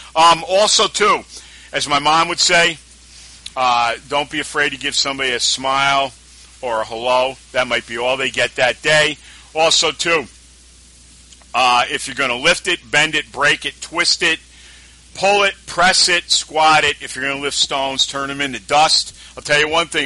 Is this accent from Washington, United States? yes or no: no; Albany, New York, United States; this is where we are today, especially in my hometown